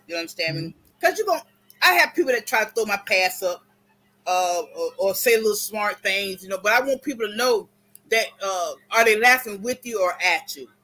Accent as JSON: {"language": "English", "region": "Florida", "country": "United States", "said": "I'm originally from Florida"}